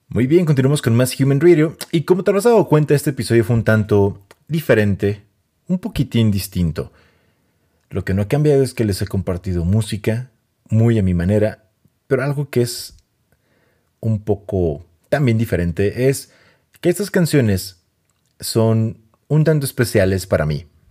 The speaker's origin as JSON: {"language": "Spanish", "country": "Mexico", "said": "soy mexicano"}